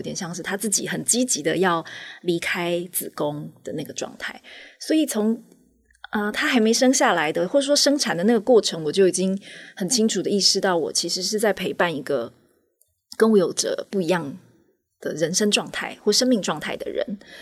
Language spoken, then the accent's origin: Chinese; Taitung, Taitung County, Taiwan; 本来就在台东长大